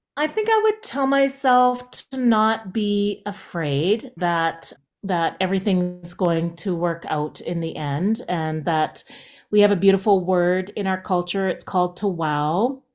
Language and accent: English; Jasper, Alberta, Canada; I'm from Jasper